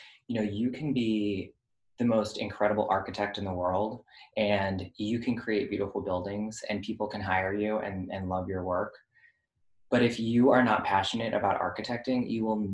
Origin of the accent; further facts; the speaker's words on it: Florida, United States; moved away; I grew up in Florida